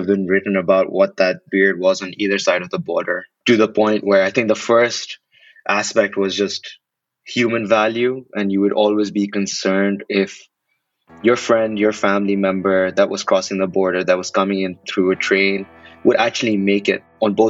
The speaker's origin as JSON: {"language": "English", "town": "Karachi", "region": "Sindh", "country": "Pakistan", "tie": "born or raised there", "said": "You know, growing up in Karachi in Pakistan, 2011 is a year that I'll talk about it being a super weird year."}